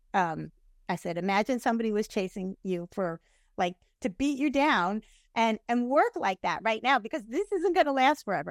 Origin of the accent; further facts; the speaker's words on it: New York, United States; now in Tampa Bay, United States; I'm from New York.